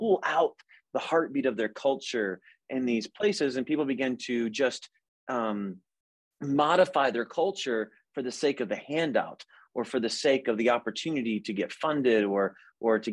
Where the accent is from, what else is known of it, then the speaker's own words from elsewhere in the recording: United States; I didn't choose to be an American. I was born here